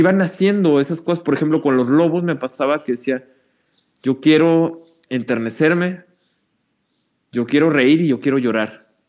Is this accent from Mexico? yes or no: yes; Mexico; como mexicanas y mexicanos.